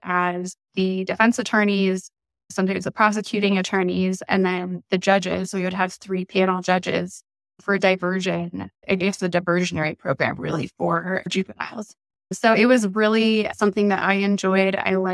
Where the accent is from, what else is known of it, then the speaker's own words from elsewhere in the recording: Eagle River, Alaska, United States; moved away as an adult; also born or lived in Denver metro area, Colorado; now in Denver, United States; I am originally from Eagle River, Alaska.